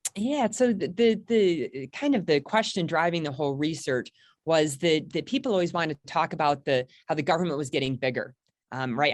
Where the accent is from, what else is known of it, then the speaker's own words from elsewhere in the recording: Michigan, United States; moved away as an adult; also born or lived in Richmond, Virginia / Washington, D.C.; I grew up in Michigan. Uh, I spent the first eighteen years of my life there